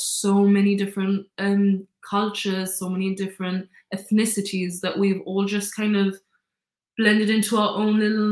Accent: Gibraltar; I don't have an accent. I don't have an accent at all. Because obviously everyone in Gibraltar more or less speaks like me

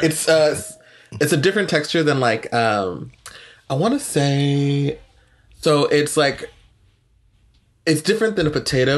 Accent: Northern Virginia, United States; also born or lived in El Salvador; now in Texas, United States; growing up in Northern Virginia

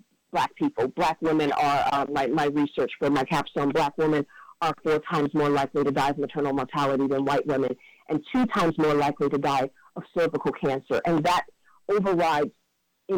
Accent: Cleveland, Ohio, United States; that's my hometown

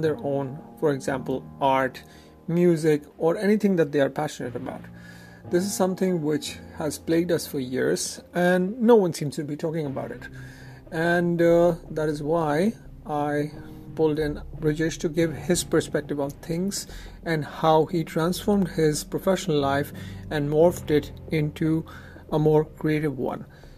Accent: Lucknow, Uttar Pradesh, India; I'm from the very sophisticated city of Lucknow.

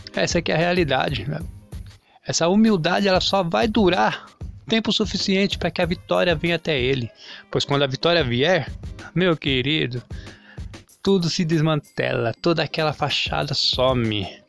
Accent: Brazil; eu sou brasileiro

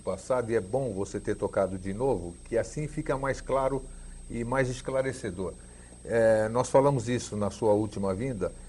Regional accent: Greece; now in Brazil; Nasci na Grécia, estou no Brasil, tal, voltei para lá em 96, 97, depois de 42 anos fora

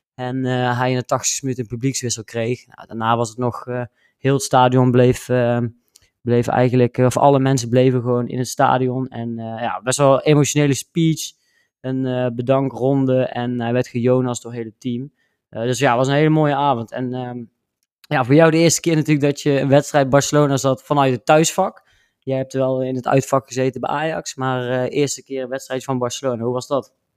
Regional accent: Netherlands; wij als Nederlanders

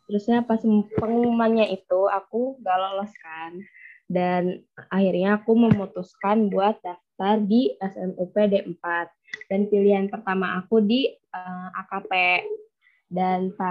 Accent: Bekasi, West Java, Indonesia; perkenalkan … asal dari Bekasi.

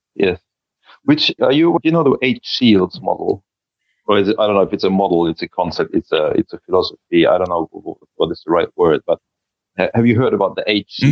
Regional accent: Germany; now in Joensuu, Finland; I was born in Germany

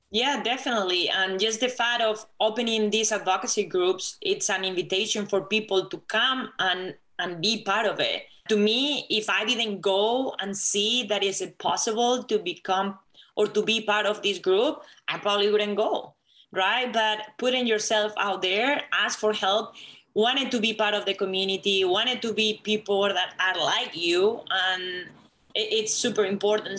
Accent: Spain; English is a second language; moved away as an adult; now in United States; I'm not Latina because I'm from Spain.

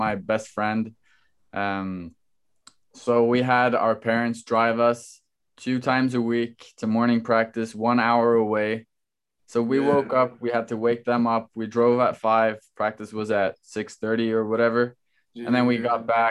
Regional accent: Norway; moved away as an adult; now in New York, United States; obviously I'm from Norway.

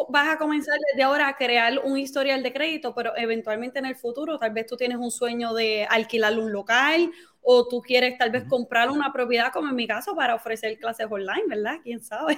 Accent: Carolina, Puerto Rico; moved away as an adult; soy de Carolina, Puerto Rico. Nacida y criada en Carolina.

